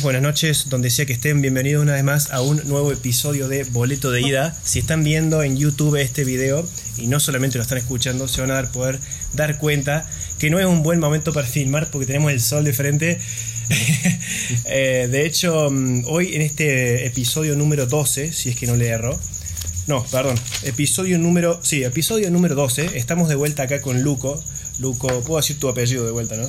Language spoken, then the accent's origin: Spanish; Argentina; Nosotros somos argentinos